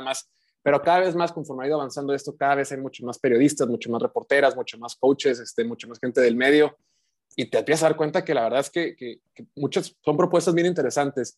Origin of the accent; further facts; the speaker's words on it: Baja California, Mexico; also born or lived in Mexico City; yo soy acá de Baja California